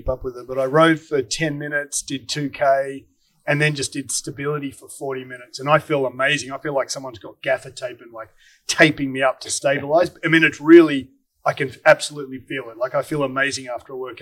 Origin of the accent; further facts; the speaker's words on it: Australia; now in United States; as an Aussie